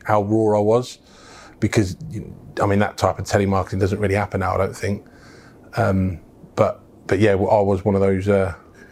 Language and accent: English; Wellingborough, East Midlands, United Kingdom; also born or lived in Birkenhead / Bromborough / Liverpool; Wellingborough is my hometown